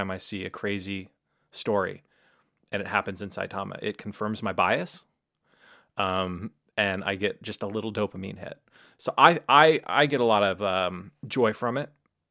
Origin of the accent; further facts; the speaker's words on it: Portland, Oregon, United States; now in Japan; I come from Oregon, you know, and Portland